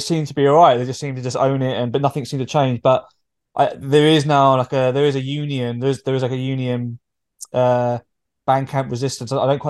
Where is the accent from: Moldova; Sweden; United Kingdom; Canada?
Sweden; English is a second language; Yeah, I think I'm from Sweden.